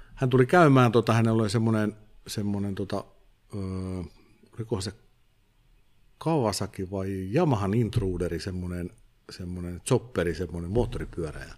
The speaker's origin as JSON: {"language": "Finnish", "town": "Viiala", "region": "Pirkanmaa", "country": "Finland", "said": "Viialaan, mistä mä oon kotoisin"}